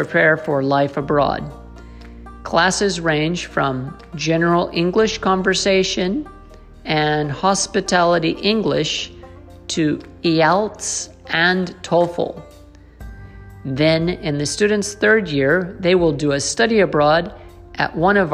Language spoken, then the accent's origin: English; Silver City, New Mexico, United States; moved away as an adult; now in Japan; growing up in Silver City, New Mexico